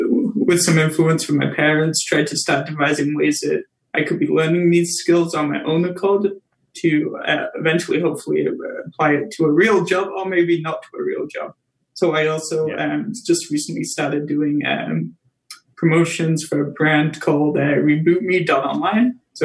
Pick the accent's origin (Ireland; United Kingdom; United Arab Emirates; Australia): United Kingdom; England; now in Canada; I'm from England originally, so that's why the Tea with … show is kind of culturally on point. It's kind of lucky because I like tea. I'm from England, so that's the other part of the branding.